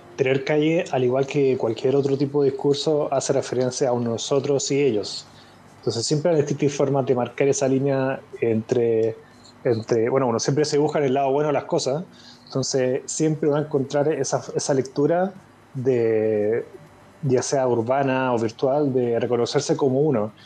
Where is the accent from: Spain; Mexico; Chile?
Chile; me gané una beca junto con otro grupo de chilenos